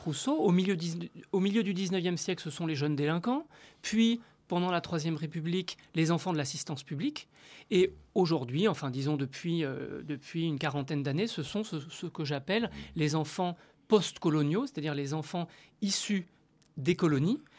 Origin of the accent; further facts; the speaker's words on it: Tunisia; moved away as an adult; now in France; Je suis tunisien